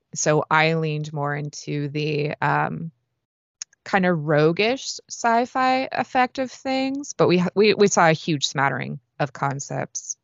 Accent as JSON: {"language": "English", "town": "San Francisco", "region": "California", "country": "United States", "moved": "as an adult", "lives_now": "Los Angeles, United States", "said": "I'm from the Bay Area, San Francisco, more or less"}